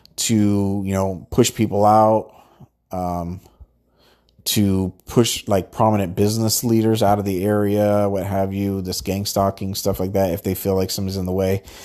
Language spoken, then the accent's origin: English; Southern California, United States; I'm from Southern California